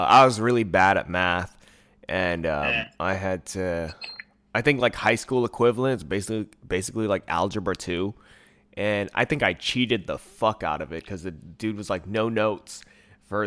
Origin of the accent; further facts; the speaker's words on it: Bay Area, California, United States; also born or lived in Hayward / San Leandro / Oakland / Antioch; I've always lived in the Bay Area. I was born in Hayward, but I've like moved around. So there's like, I was like in the San Leandro, Oakland area till I was like 8. And then I moved like East Bay, like Antioch.